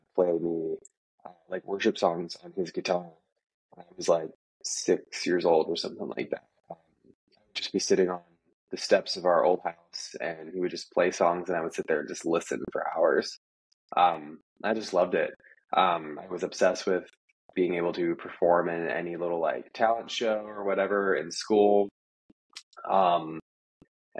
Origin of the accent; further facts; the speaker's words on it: Steubenville, Ohio, United States; moved away as an adult; now in Nashville, United States; Yeah, I grew up in Ohio, as you said. My whole life there